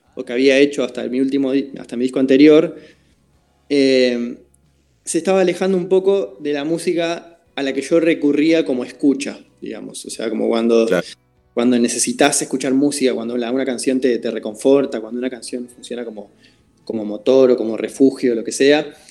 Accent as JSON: {"language": "Spanish", "country": "Uruguay", "said": "mi trabajo como compositor, como músico eh, en mi país"}